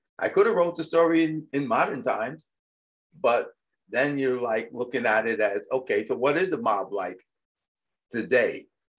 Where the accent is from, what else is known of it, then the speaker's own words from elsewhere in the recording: New York, United States; when I was growing up in New York